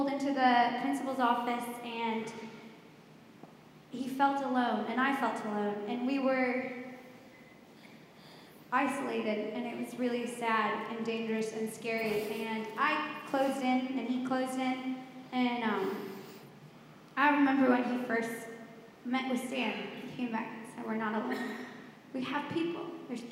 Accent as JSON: {"language": "English", "region": "the North", "country": "United States", "tie": "born or raised there", "also_born_or_lived": "Jackson, Tennessee", "moved": "as an adult", "said": "And I grew up in the North, and then I moved down to the South about 4 years ago"}